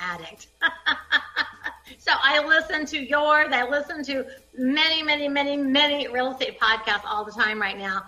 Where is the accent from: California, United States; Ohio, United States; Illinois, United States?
Ohio, United States; I was raised in Ohio